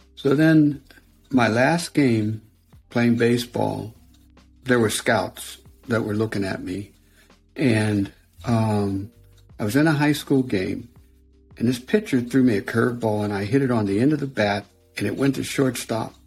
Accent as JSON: {"language": "English", "region": "Western Pennsylvania", "country": "United States", "said": "I was from Western Pennsylvania."}